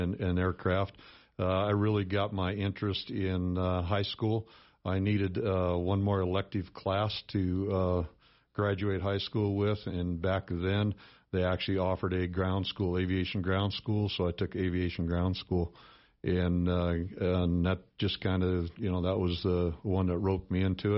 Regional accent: Sheridan, Wyoming, United States; I grew up here in Sheridan, born and raised in Sheridan

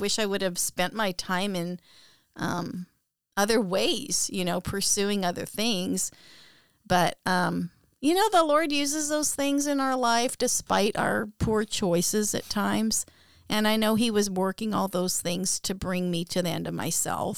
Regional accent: Abbotsford, British Columbia, Canada; also born or lived in Aldergrove; I grew up in Abbotsford in British Columbia, Canada. And I grew up in Aldergrove.

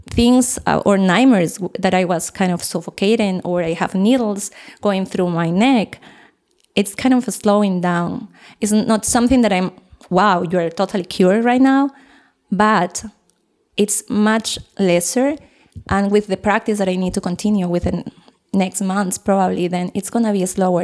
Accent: Peru; English is a second language; now in Costa Rica; I came from Costa Rica, but I'm Peruvian.

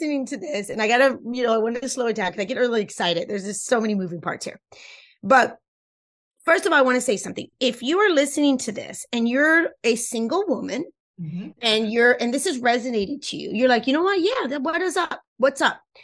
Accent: Cuba; first language Spanish; English is a second language; That's my first language. I'm Cuban.

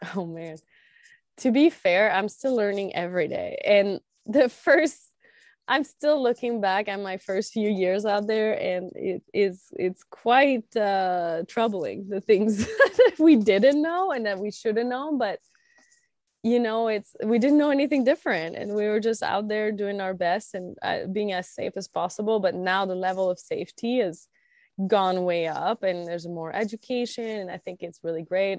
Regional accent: Quebec, Canada; I grew up in Quebec and, uh, in the countryside, like very rural area, um, northeast of Quebec City, about an hour and a half.

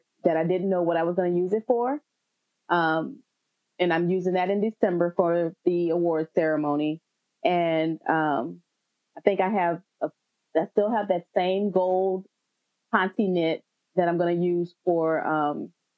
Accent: New Orleans, Louisiana, United States; moved away; I'm from New Orleans originally, both my husband and I are

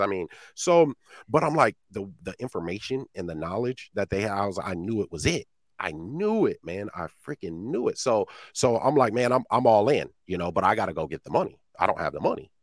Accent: Iowa, United States; I'm from Iowa, man, middle of the cornfields.

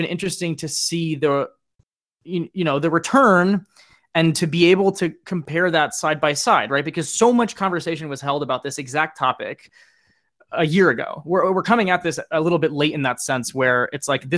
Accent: United States; as an American fan that pretty much exclusively watches European soccer

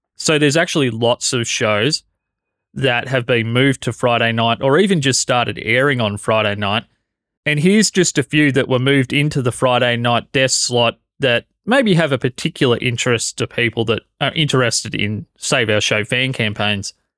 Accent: Australia; as an Australian

